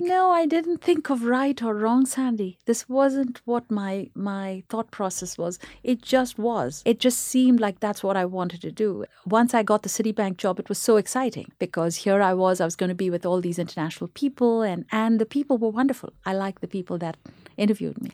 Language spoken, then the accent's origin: English; Chennai, Tamil Nadu, India; moved away; in India, where we grew up in Chennai, there were just two radio stations